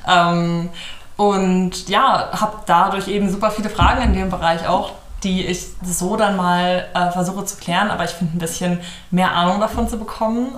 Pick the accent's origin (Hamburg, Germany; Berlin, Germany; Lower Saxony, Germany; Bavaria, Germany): Hamburg, Germany; Hamburg area, Germany; moved away as an adult; now in Cologne, Germany; ich komme ursprünglich aus der Gegend von Hamburg, bin mit 19 nach Köln gezogen